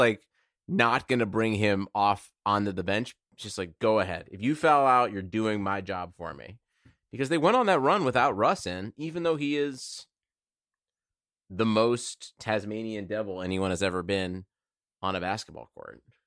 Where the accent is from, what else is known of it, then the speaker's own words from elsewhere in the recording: Cleveland, Ohio, United States; I'm just from the wrong side of Cleveland